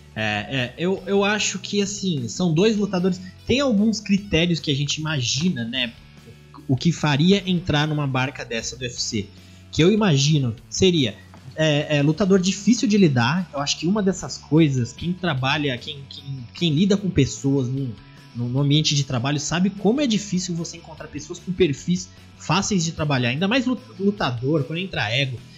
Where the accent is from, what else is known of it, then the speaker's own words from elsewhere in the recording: Brazil; nós brasileiros, colônia portuguesa, falamos português